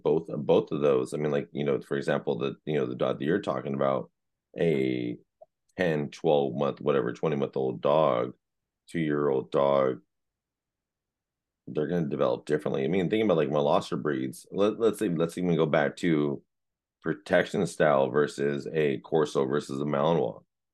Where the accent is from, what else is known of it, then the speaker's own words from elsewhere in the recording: San Jose, California, United States; I'm a city boy. I was raised in Eastside San Jose